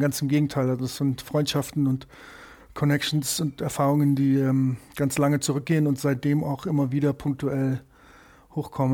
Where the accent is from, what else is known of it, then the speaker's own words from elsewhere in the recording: Munich, Bavaria, Germany; also born or lived in New York; ich bin hier im Olympiadorf aufgewachsen in, in München